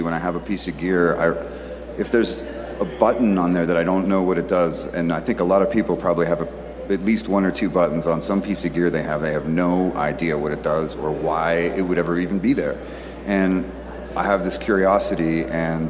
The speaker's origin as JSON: {"language": "English", "town": "Pittsburgh", "region": "Pennsylvania", "country": "United States", "moved": "yes", "lives_now": "Austin, United States", "said": "I'm a dude from Pittsburgh originally, and I now live in Austin, Texas, and I've lived a few places in between"}